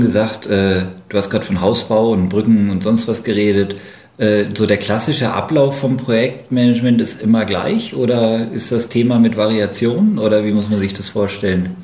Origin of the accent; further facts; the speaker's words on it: Germany; wir anderen sind Deutsche